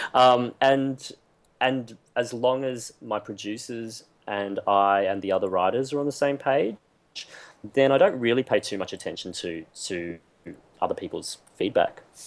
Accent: Queensland, Australia; When I grew up in Queensland, it was a very very monocultural predominantly white

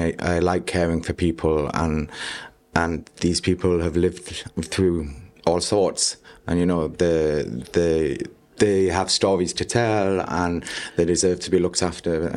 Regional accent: York, Yorkshire and the Humber, United Kingdom; moved away as an adult; also born or lived in Spain; now in Gibraltar; I was born in York, in England, the north of England, in North Yorkshire. And I went to school there, both primary and secondary

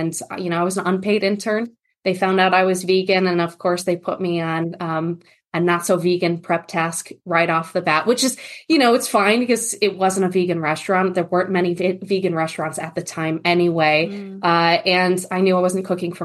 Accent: New England, United States; also born or lived in northern Kentucky; now in Kentucky, United States; I'm originally from the East Coast, New England area of the United States

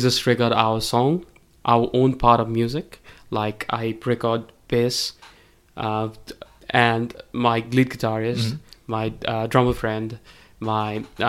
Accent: Kathmandu, Bagmati, Nepal; We're all from Kathmandu.

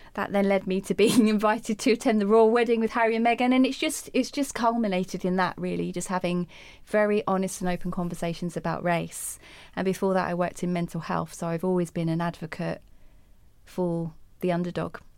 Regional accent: United Kingdom; I'm speaking the Queen's English. I'm from Britain

